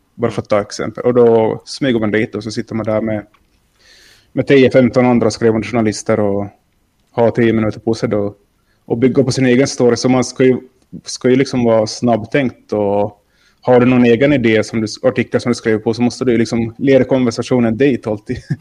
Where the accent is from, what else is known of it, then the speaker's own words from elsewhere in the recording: Finland; jag är från Finland